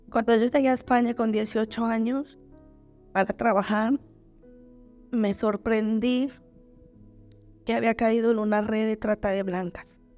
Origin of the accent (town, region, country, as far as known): Colombia; moved away as an adult; now in Spain